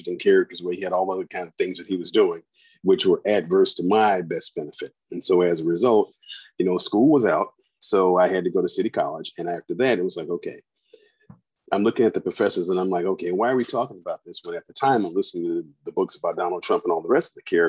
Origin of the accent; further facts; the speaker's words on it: Chicago, Illinois, United States; growing up in the inner city of Chicago